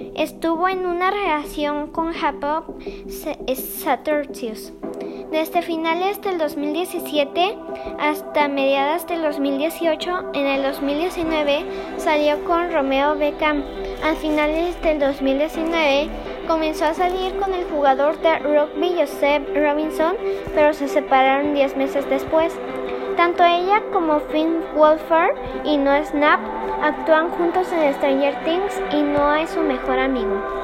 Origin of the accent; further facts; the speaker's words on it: Guadalajara, Jalisco, Mexico; soy de Guadalajara